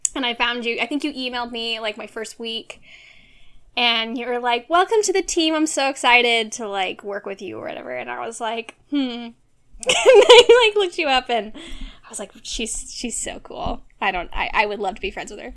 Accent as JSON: {"language": "English", "area": "Orange County", "region": "California", "country": "United States", "tie": "born or raised there", "lives_now": "Los Angeles, United States", "said": "grew up in Orange County my whole life"}